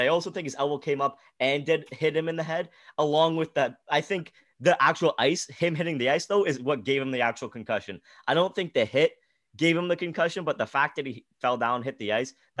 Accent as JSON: {"language": "English", "town": "Ottawa", "region": "Ontario", "country": "Canada", "said": "Well, I'm from Ottawa, right?"}